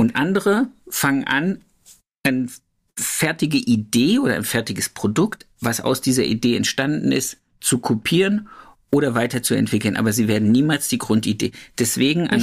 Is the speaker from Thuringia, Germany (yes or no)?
yes; Thuringia, Germany; moved away; Grüße gehen zurück in meine Heimat